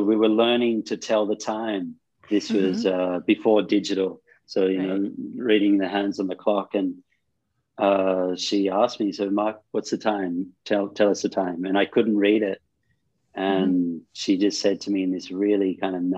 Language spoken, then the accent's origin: English; Australia; moved away as an adult; also born or lived in Sydney / Cairns; now in India; Growing up in Australia, especially in the 80s